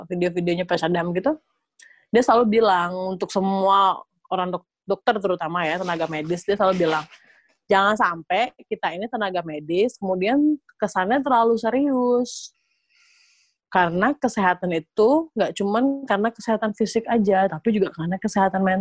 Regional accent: Bali, Indonesia; gue gue SMA tuh masih di Bali ya relatif gue anak daerah banget

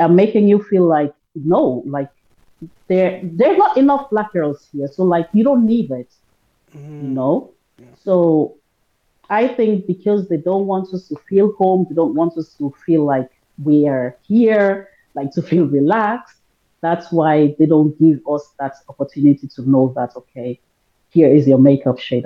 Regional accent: Sierra Leone; now in Germany; I automatically say Sierra Leone. I'm from Africa

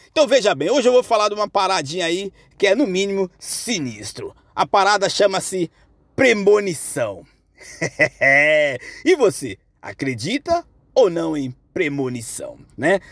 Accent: Bahia, Brazil; now in São Paulo, Brazil; eu, que sou lá da Bahia, minha porreta, né? Em 2006, é, retornando lá à minha cidade, depois de ter vindo para São Paulo, ficar aqui por 15 anos sem retornar lá

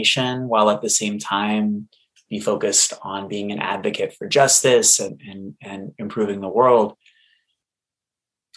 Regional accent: Boston, Massachusetts, United States; I grew up in Boston with a single alcoholic mom

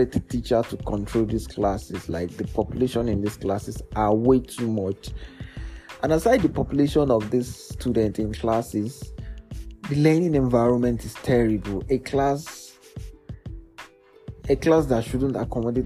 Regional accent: Nigeria; the ordeals we go through as a Nigerian, the sweet and the bitter side of being a Nigerian, and why we survive as a Nigerian in this country

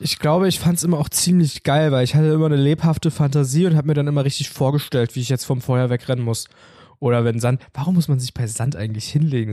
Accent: Germany; bei uns in Sachsendorf

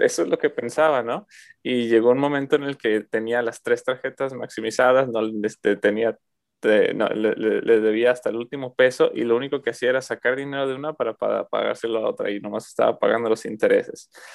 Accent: Mexico; moved away as an adult; ya me salí de México hace casi seis años ya

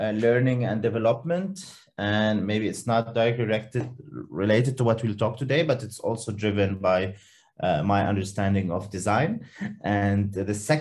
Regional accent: Lebanon; moved away as an adult; now in Helsingborg, Sweden; I am from Lebanon. And 2 years ago, mm-hmm. I have moved to Sweden, and I now live in Helsingborg in the south of Sweden.

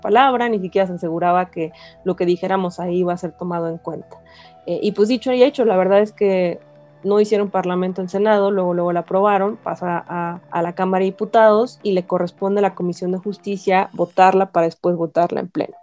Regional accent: Mexico; ciudadanos mexicanos que votamos por nuestros representantes

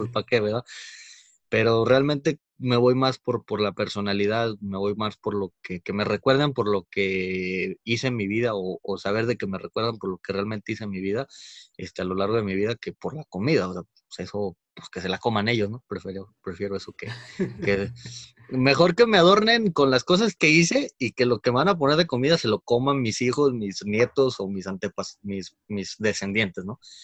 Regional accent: Mexico; como mexicanos

